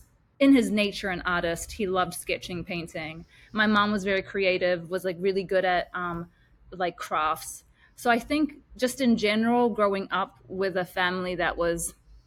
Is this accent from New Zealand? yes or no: yes; New Zealand; also born or lived in Sri Lanka; I grew up in Sri Lanka. Like I stayed there, I was born there, and then I only moved to New Zealand when I was about 4